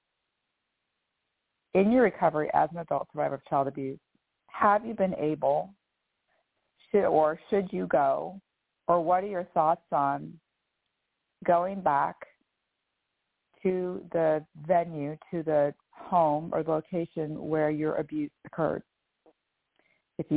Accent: California, United States; moved away as an adult; now in Sarasota, United States; I was born and raised in California, and I still have friends and family in the small city where I was raised

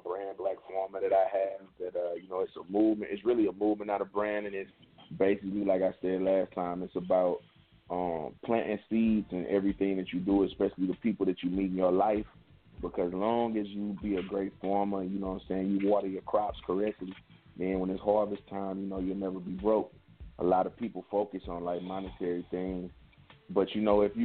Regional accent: East St. Louis, Illinois, United States; it'll take you straight to East St. Louis, that's in Illinois. And that's the east side. That's where I'm from

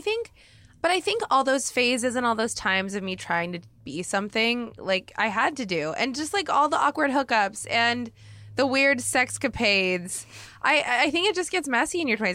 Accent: Oregon, United States; now in Los Angeles, United States; I grew up in Oregon, which is hella white

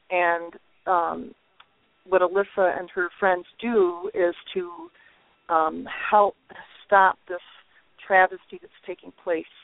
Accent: Waverly, New York, United States; I grew up in uh, the village of Waverly, New York, which is where I currently live again.

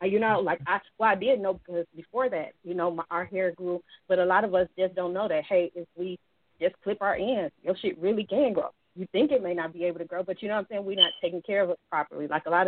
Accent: Detroit, Michigan, United States; Like, I was born and raised in Detroit.

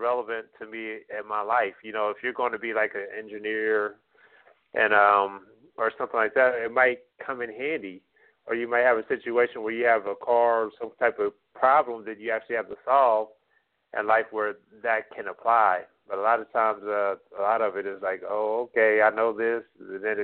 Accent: United States; first language English; born and raised in America

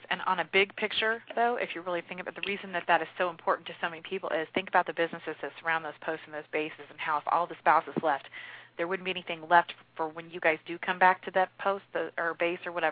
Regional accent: Midwest, United States; I think the reason we get along really well is because we're both from Midwest

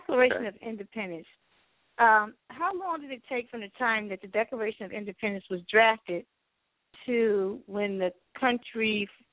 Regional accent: Paterson, New Jersey, United States; I'm from Paterson, New Jersey

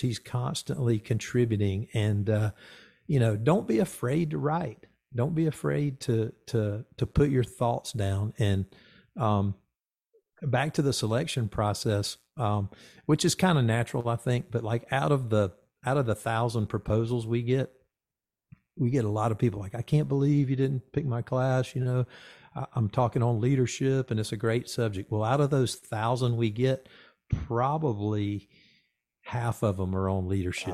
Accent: the South, United States; I grew up in the South

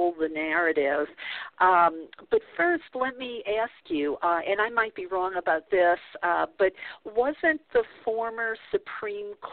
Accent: New Orleans, Louisiana, United States; I grew up in the Bible Belt of New Orleans

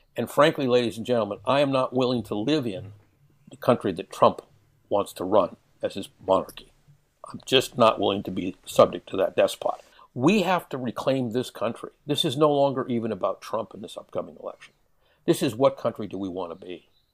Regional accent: Canada; I am a Canadian. I, I hold dual citizenship. I was born in Canada.

